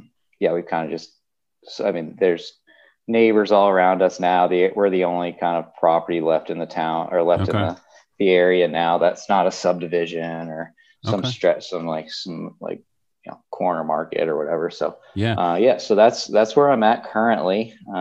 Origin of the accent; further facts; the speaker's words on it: Buford, Georgia, United States; moved away as an adult; also born or lived in Colorado; I grew up in Buford, Georgia, which is actually where I am today. I'm in Buford, Georgia, and I'm at my parents' farm.